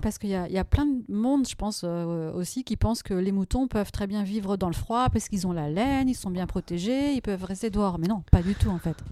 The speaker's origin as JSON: {"language": "French", "town": "Paris", "region": "Île-de-France", "country": "France", "said": "en tant que parisienne"}